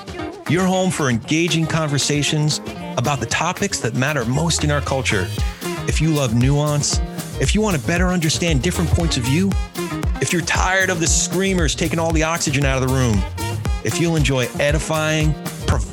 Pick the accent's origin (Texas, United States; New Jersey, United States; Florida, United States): New Jersey, United States; we are both the children of educators who also grew up in Jersey